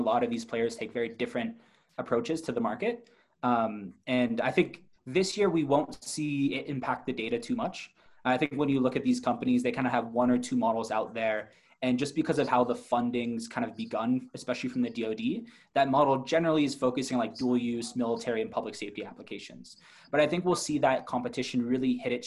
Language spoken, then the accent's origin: English; United States; now in China; as an American in China